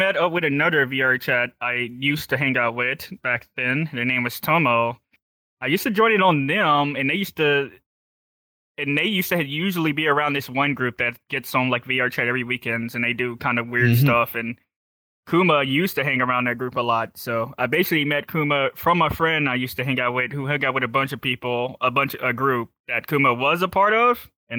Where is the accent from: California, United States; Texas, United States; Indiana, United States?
Texas, United States; I'm from Texas.